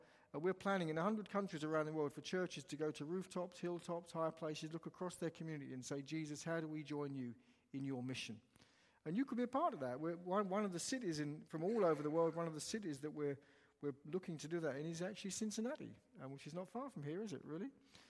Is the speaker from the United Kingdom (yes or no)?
yes; England, United Kingdom; I come from England, as was said